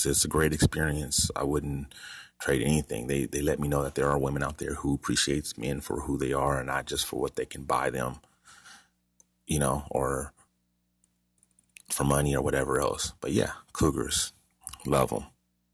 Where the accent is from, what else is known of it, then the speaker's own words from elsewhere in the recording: Los Angeles, California, United States; Growing up in Los Angeles